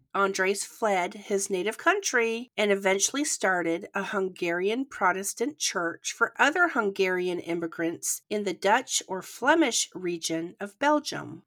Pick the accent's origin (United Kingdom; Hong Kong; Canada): Canada; accent: Canadian; now in United States; we both grew up in Canada, but I now live in the United States